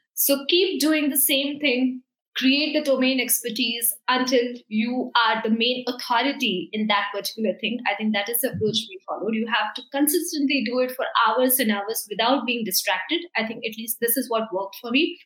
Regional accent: India; we are in New Zealand, we are from India

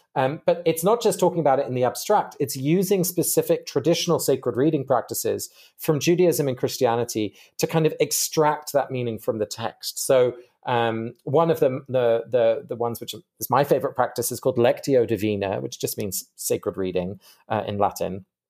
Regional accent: England, United Kingdom; I grew up in England, uh, but both my parents are Dutch

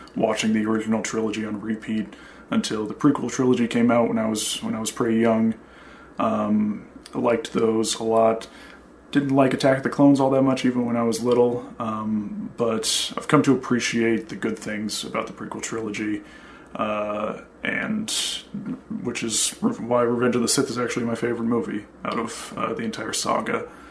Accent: Kansas, United States; also born or lived in Boston area, Massachusetts; now in Boston, United States; I'm originally from Kansas. Uh, now I live in the greater Boston area

